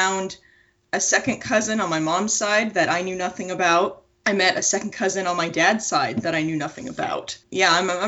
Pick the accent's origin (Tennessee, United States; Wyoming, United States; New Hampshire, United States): New Hampshire, United States; Wilton; also born or lived in San Antonio, Texas / Iowa; So I'm originally from Wilton, New Hampshire. I was in a military family, so I've lived in San Antonio, Texas, and spent most of my life in Iowa, southern Iowa, not anywhere interesting like Des Moines.